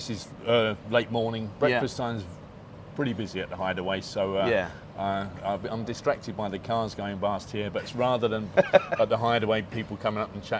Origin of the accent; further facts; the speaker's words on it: Mitcham, London, United Kingdom; I'm from Mitcham, South London.